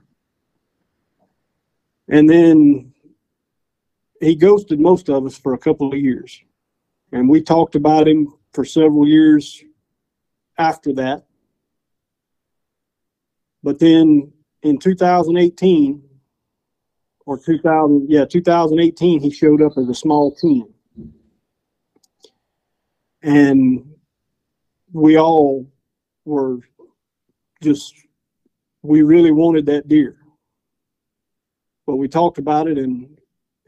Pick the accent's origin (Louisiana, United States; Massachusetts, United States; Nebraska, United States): Louisiana, United States; DeQuincy; I'm from De Quincy, Louisiana